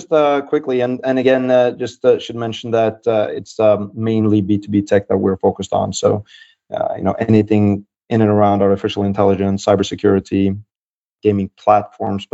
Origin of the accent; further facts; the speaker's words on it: Norway; moved away as an adult; also born or lived in Philadelphia, United States / New York, United States / London, United Kingdom; my accent will give me away a little bit. I'm originally from the Nordics, from Norway, but I haven't lived there for the last 13 years